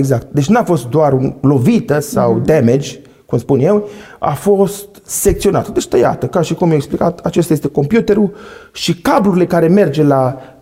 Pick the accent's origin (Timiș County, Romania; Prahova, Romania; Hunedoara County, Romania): Timiș County, Romania; Săcălaz; moved away as an adult; now in Timișoara, Romania; eu mă vin din Săcălaz, acum locuiesc la Timișoara, din o familie, așa cum am spus, de șase